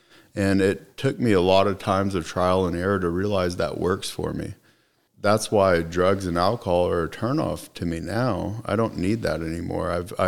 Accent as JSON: {"language": "English", "town": "Plano", "region": "Texas", "country": "United States", "tie": "born there", "said": "Well, I was born in Plano, You know, my family was only here for about 2 years when I happened to be born here."}